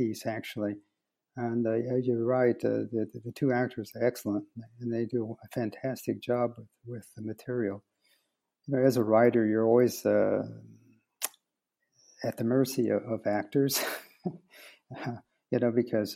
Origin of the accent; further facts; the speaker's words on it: United States; moved away as an adult; now in Belgium; I'm an American playwright